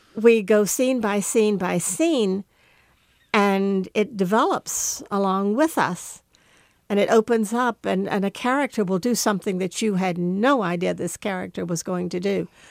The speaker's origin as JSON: {"language": "English", "region": "the South", "country": "United States", "tie": "born or raised there", "said": "we grew up in the South"}